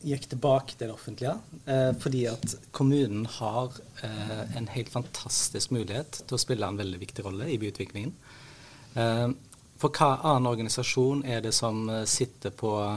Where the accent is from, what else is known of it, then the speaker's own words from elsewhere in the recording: Haugesund, Rogaland, Norway; jeg er en haugesunder